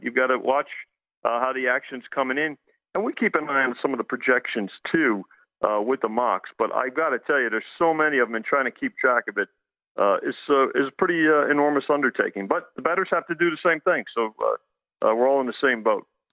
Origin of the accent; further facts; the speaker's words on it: New York metropolitan area, United States; I grew up in the New York metropolitan area